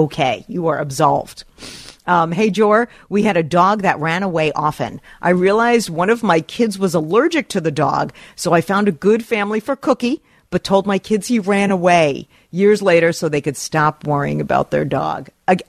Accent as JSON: {"language": "English", "region": "New York", "country": "United States", "tie": "born or raised there", "said": "As an East Coast girl, I grew up in Rockland County. I've been to Action Park as an adult."}